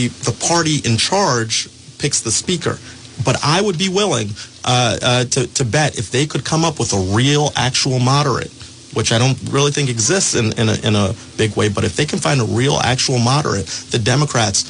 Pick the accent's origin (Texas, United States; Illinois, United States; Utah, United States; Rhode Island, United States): Rhode Island, United States; Pawtucket; I grew up in Pawtucket. I'm a son of the Blackstone Valley.